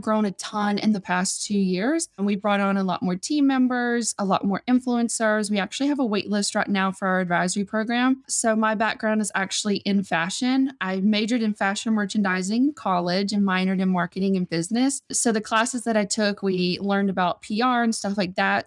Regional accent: South Georgia, United States; moved away as an adult; now in Las Vegas, United States; I'm originally from South Georgia

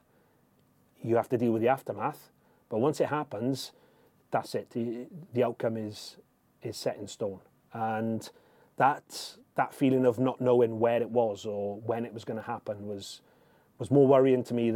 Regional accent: United Kingdom; I'm British

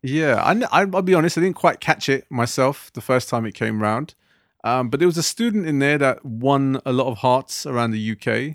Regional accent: United Kingdom; being British Asians today

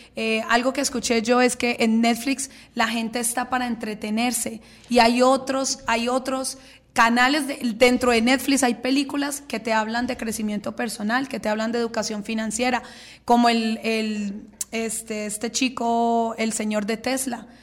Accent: Colombia; soy colombiana

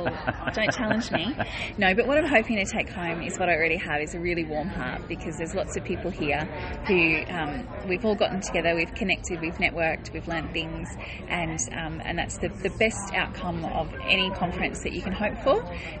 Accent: Canberra, Australian Capital Territory, Australia; it's been terrific to have it in my hometown of Canberra.

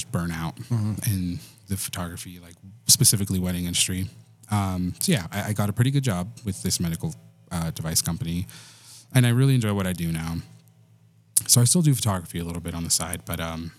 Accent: Silver City, New Mexico, United States; also born or lived in Texas; I was born in Texas, grew up in New Mexico, and grew up in this very small little town called Silver City.

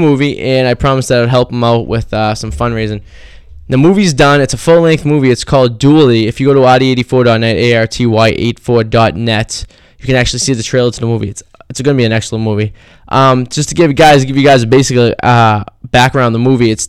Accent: Revere, Massachusetts, United States; we're all from Revere, MA

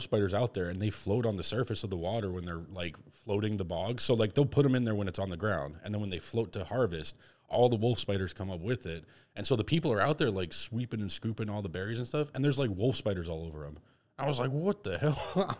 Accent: Massachusetts, United States; I mean, I'm from Massachusetts. I've seen cranberry bogs.

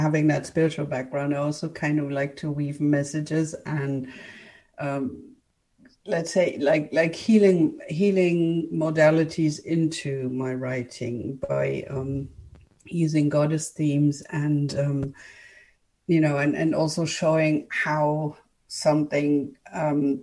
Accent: Germany; English is a second language; moved away as an adult; also born or lived in United Kingdom; I'm from Germany. I am actually a German, but I lived for a decade in the UK, studied there and all

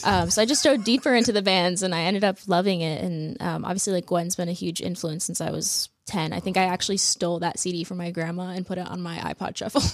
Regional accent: Phoenix, Arizona, United States; I'm from Phoenix.

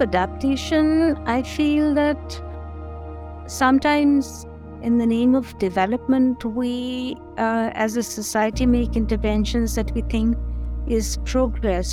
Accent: Delhi, India; moved away as an adult; also born or lived in Punjab (ancestry); now in Munsiari, India; I am pretty much a city uh, woman who grew up, who was born and brought up in Delhi

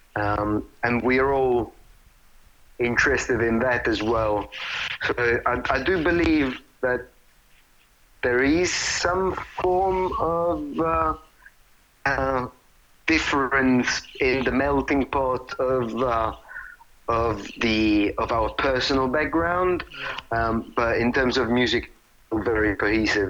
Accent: Italy; now in London, United Kingdom; I was born and raised in Italy.

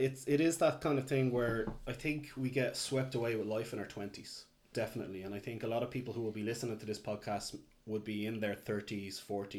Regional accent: Dublin, Leinster, Ireland; also born or lived in Kildare; growing up in Dublin, and I was in Kildare in my later teens.

